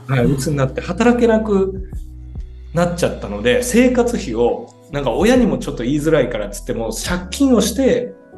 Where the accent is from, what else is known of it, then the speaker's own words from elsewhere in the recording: Mie, Japan; moved away as an adult; also born or lived in Osaka; 三重出身なんですけど大学から大阪に出てて